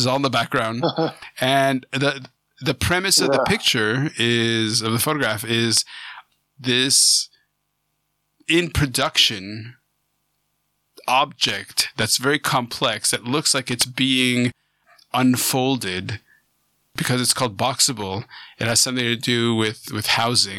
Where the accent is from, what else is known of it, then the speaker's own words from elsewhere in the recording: Canada; also born or lived in Vancouver; I'm a Canadian